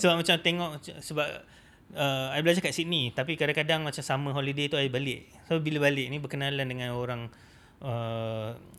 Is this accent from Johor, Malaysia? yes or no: no; Kuala Lumpur, Malaysia; I memang budak KL.